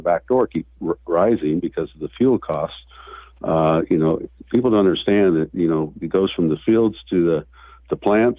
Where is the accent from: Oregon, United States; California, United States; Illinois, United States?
Oregon, United States; Newport; I was born and raised in Newport, Oregon. I'm a local kid